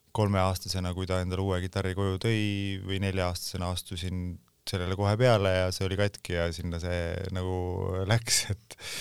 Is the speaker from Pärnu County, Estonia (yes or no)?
yes; Pärnu, Pärnu County, Estonia; born or raised there; moved away; also born or lived in Tallinn / Sweden